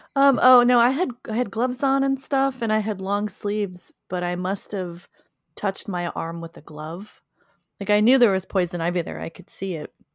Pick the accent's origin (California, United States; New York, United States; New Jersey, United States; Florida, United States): New Jersey, United States; Pine Barrens; growing up in the Pine Barrens, I was constantly exposed to poison ivy my whole life